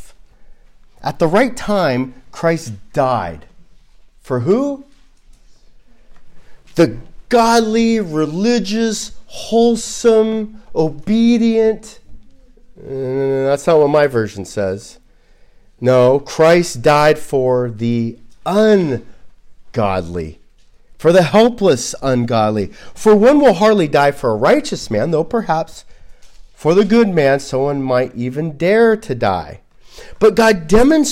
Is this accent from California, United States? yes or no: yes; Los Angeles, California, United States; I grew up in Los Angeles